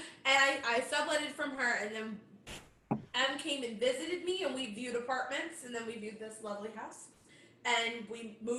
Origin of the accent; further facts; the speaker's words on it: Michigan, United States; moved away as an adult; now in New York, United States; Both of us we're Michiganders, like, from born and raised in Michigan.